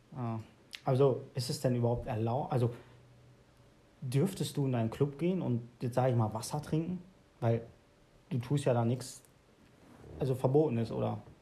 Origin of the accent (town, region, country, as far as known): Hövelhof, North Rhine-Westphalia, Germany; born or raised there